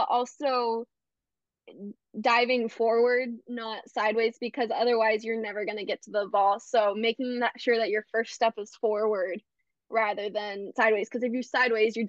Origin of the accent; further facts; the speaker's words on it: Bay Area, California, United States; I am from the Bay Area